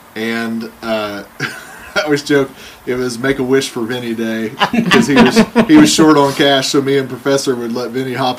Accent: Muncie, Indiana, United States

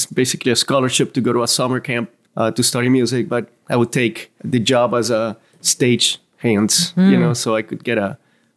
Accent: Venezuela; now in Savannah, United States; growing up in Venezuela

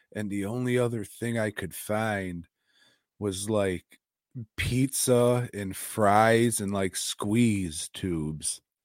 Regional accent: United States; being an American

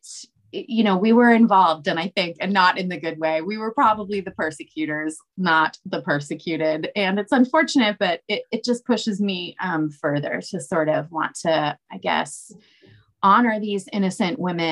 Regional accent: Danvers, Massachusetts, United States; I grew up in Danvers, where it's very, you know, it's not anymore, but at the time it was rural, it was farmland.

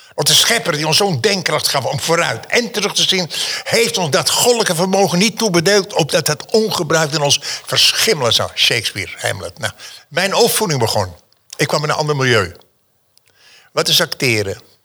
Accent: Amsterdam, North Holland, Netherlands; born or raised there; also born or lived in Schwarzenbach an der Saale, Germany

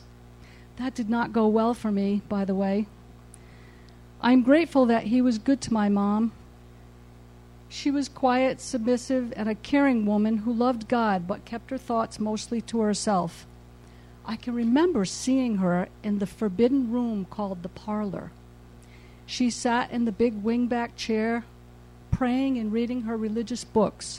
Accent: New England, United States; I was born in New England into a large family of 15 children

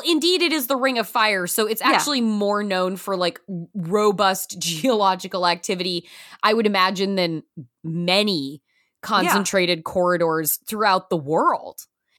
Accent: Pacific Northwest, United States; I'm from the Pacific Northwest.

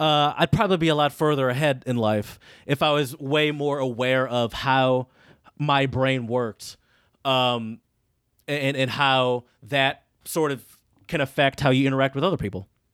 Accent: United States

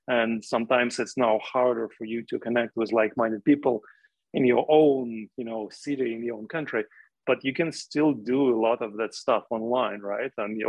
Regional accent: Russia; when I was growing up in the Soviet Union, for me, a tiny window into the outside world was my ability to listen to radio stations from outside of Russia, right?

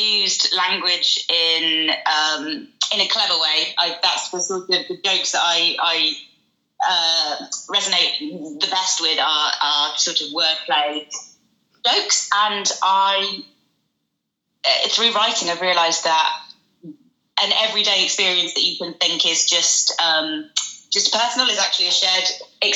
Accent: West Midlands, United Kingdom; moved away as an adult; now in London, United Kingdom; growing up in the West Midlands

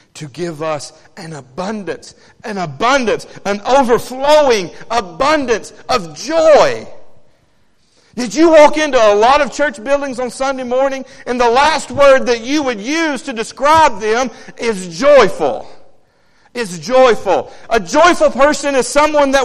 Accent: Savannah, Tennessee, United States; moved away as an adult; now in Haleyville, United States; I grew up in Savannah, Tennessee.

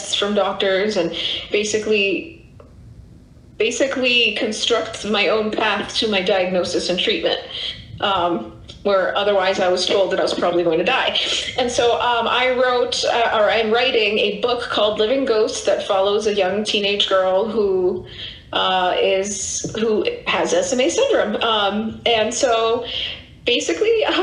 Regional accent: Reston, Virginia, United States; my hometown of Reston, Virginia

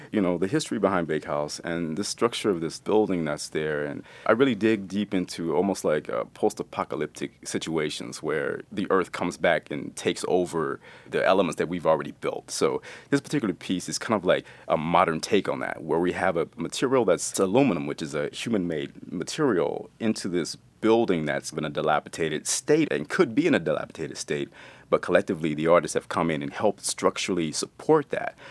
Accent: East Texas, United States; growing up in Texas

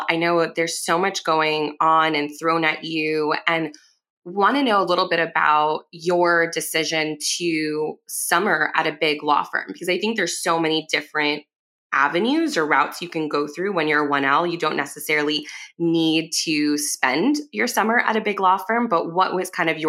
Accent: Cuba; I'm also Cuban.

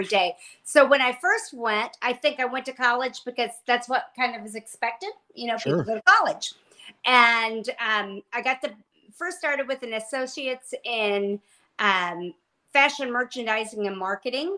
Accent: Indiana, United States; I was born and raised in Indiana, went to college

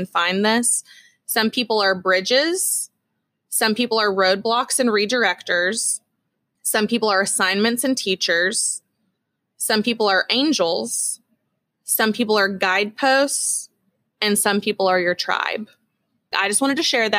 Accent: Texas, United States; we're Texan

